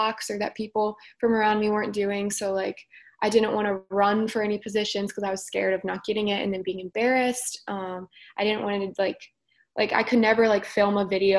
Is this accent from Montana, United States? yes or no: no; Northern Kentucky, United States; also born or lived in Cincinnati, Ohio; I'm just as much from Cincinnati as I am from Northern Kentucky